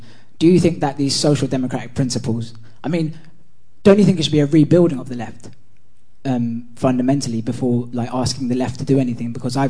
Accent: United Kingdom; as a young guy growing up in Britain

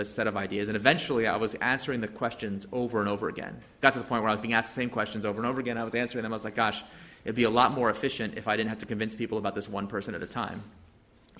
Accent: United States; now in San Francisco, United States; Wearing my hat as an American citizen

